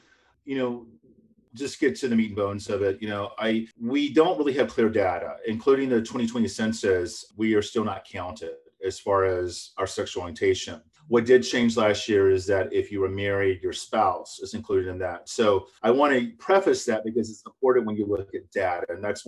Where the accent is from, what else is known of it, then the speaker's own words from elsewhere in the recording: Florida, United States; I'm working on Florida because that's my home state